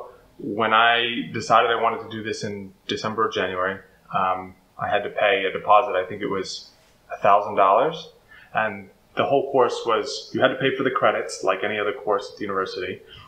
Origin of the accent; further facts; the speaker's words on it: Maine, United States; moved away as an adult; also born or lived in Boston / Ukraine / Russia; So I grew up in Maine